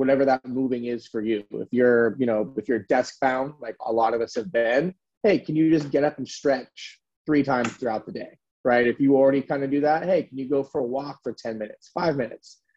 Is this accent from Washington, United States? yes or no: no; California, United States; now in San Francisco, United States; I'm born and raised in California. California boy, I never left